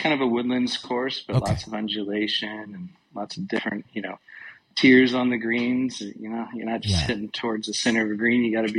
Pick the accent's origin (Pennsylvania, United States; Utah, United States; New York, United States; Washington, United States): Washington, United States; Tacoma; We grew up playing on our local muni here called the Classic in the Tacoma, Washington region.